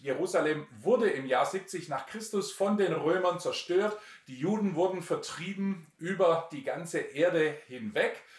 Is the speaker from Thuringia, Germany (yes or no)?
no; Altensteig, Baden-Württemberg, Germany; moved away as an adult; also born or lived in Romania; Ich bin da im Nordschwarzwald aufgewachsen